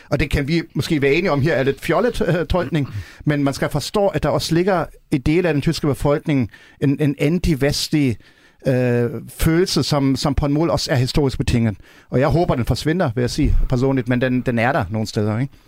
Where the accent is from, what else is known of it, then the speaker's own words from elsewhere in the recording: Germany; now in Denmark; vi som tysker